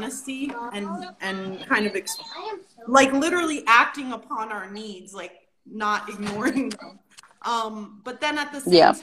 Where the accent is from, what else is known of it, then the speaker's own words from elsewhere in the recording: New York City, New York, United States; I'm from the Bronx